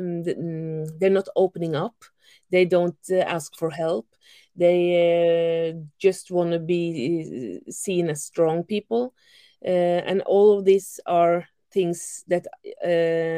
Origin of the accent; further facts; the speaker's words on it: Norway; I'm from Norway